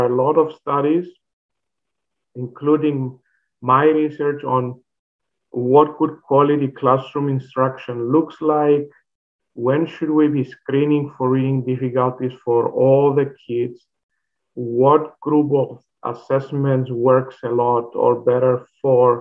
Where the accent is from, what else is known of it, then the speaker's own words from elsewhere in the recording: Cyprus; moved away as an adult; also born or lived in Finland; now in Alberta, Canada; I originally come from that little island that is called Cyprus